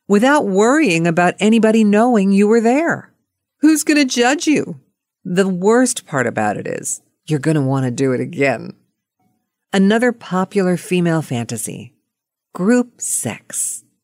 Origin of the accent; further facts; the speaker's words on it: Pittsburgh, Pennsylvania, United States; moved away; from Pittsburgh, and that was my hometown